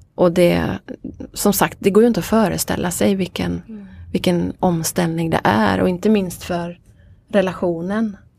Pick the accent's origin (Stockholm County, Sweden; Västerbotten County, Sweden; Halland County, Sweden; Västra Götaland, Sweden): Halland County, Sweden; Veddige; also born or lived in Varberg; Jag kommer från Veddige.